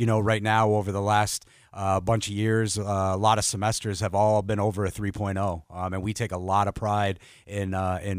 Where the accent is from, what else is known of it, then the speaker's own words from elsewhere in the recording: Vermont, United States; moved away as an adult; also born or lived in Rhode Island / Long Island, New York / Oregon; now in Fargo, United States; I grew up in New England, born and raised in this great state of Vermont